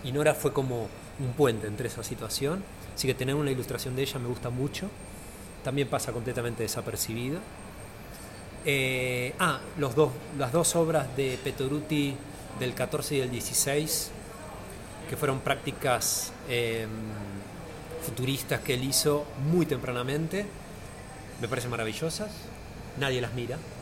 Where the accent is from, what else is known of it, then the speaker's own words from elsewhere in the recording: Argentina; now in Buenos Aires, Argentina; yo no soy de acá de Buenos Aires, yo soy de provincia.